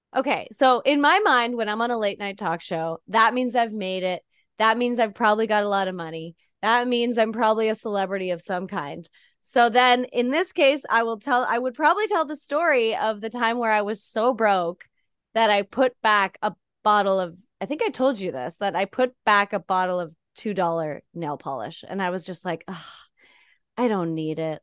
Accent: Canada; moved away as an adult; now in United States; as a Canadian getting here

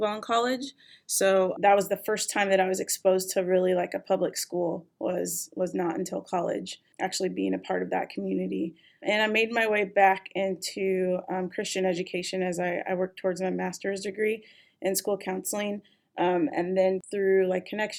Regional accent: Indianapolis, Indiana, United States; moved away as an adult; now in San Diego, United States; I'm originally from Indianapolis, Indiana.

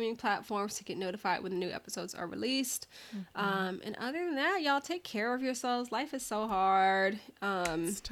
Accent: United States; me, as an American

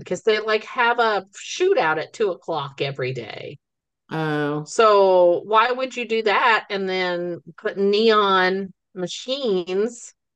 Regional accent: the Ozarks, United States; also born or lived in Forsyth, Missouri; We are two sisters from the Ozarks

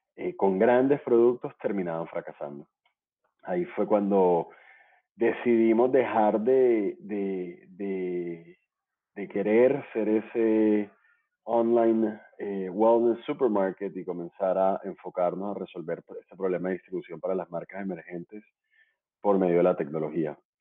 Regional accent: Barranquilla, Atlántico, Colombia; now in Bogotá, Colombia; soy barranquillero, colombiano

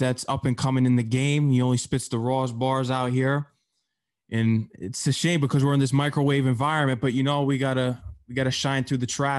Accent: Norwalk, Connecticut, United States; I'm from Connecticut, even though the show's based out of Queens. I'm from South Norwalk, Connecticut.

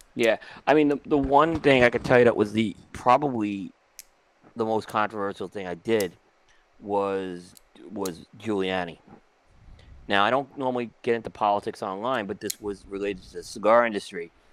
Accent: New York City, New York, United States; also born or lived in Brooklyn; growing up on Staten Island, um and Brooklyn, you know, especially Staten Island

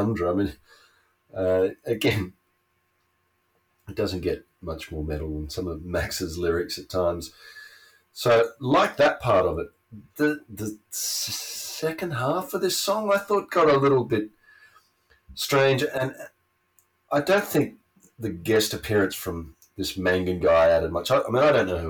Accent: Australia; born or raised there

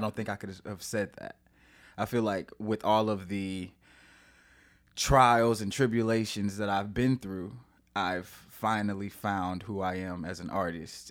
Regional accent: St. Louis, Missouri, United States; moved away as an adult; now in San Diego, United States; I am from Saint Louis, Missouri. Um, I actually live in San Diego now

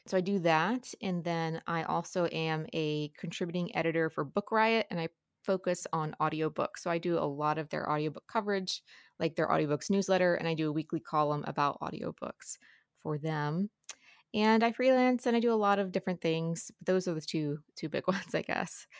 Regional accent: Ohio side, Ohio River Valley, United States; I grew up on the Ohio side

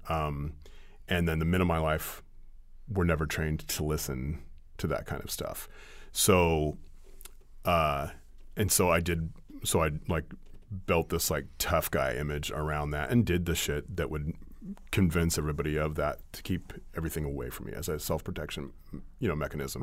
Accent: Ukiah, California, United States; Ukiah Daily Journal, you know, my hometown

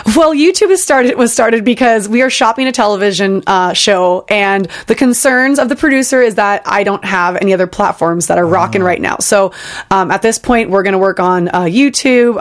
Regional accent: Bay Area, California, United States; I grew up in the Bay Area

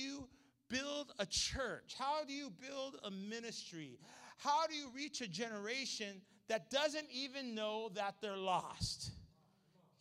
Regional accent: Los Angeles, California, United States; I'm running a very small discipleship home in my hometown there in the L.A. area

